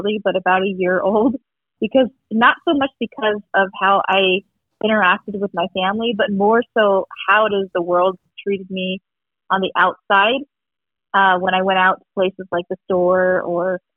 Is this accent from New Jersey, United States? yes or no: no; Tucson, Arizona, United States; I am from Arizona. Tucson, Arizona